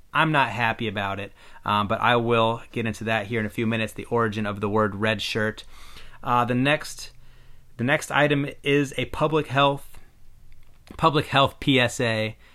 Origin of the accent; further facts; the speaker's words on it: Iowa, United States; I'm a white guy who was born and raised in Iowa